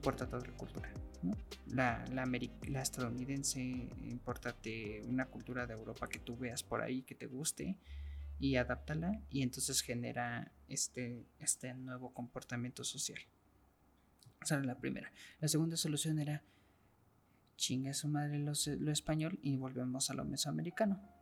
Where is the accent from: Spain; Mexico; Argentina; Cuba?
Mexico; aquí en México